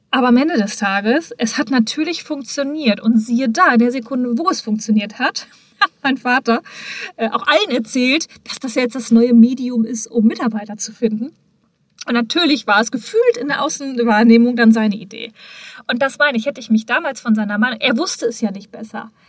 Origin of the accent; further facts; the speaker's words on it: Hamm, North Rhine-Westphalia, Germany; wir waren ja damals mit der Unternehmung in Hamm, meiner Geburtsstadt, meiner Heimat